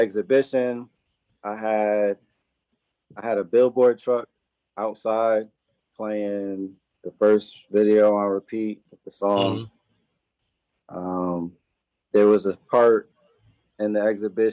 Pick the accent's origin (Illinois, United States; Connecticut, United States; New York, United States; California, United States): Connecticut, United States; New Haven; I grew up here in New Haven